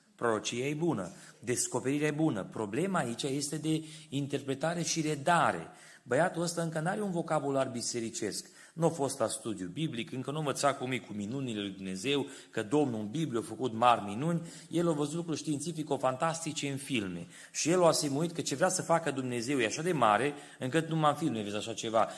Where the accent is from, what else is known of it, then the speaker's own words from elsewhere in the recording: Timișoara, Timiș County, Romania; copil fiind, crescând la Timișoara